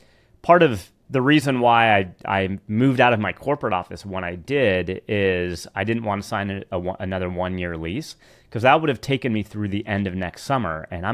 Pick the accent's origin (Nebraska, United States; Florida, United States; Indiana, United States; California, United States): California, United States; But being from the Bay Area, I mean, I grew up in the Redwoods. I grew up, you know, hiking the mountains, the Marin Headlands, like all the open space around Marin County.